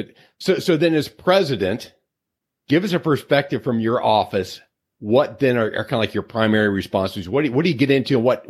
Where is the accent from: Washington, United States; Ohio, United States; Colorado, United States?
Ohio, United States; Cincinnati; I'm a Cincinnati boy.